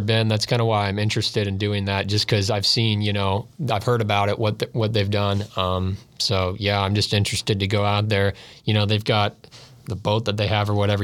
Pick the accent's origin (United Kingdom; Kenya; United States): United States; Seattle, Washington; moved away; I grew up in Seattle